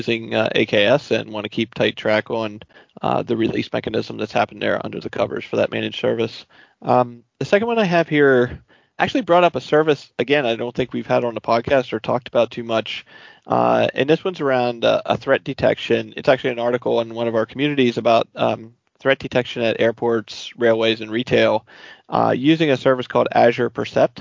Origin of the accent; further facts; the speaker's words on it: New York, United States; I'm from New York